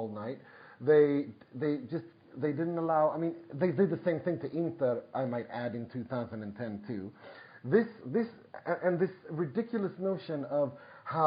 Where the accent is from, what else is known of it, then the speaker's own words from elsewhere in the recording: Gothenburg, Västra Götaland, Sweden; I was 5 years old when my hometown team, IFK Gothenburg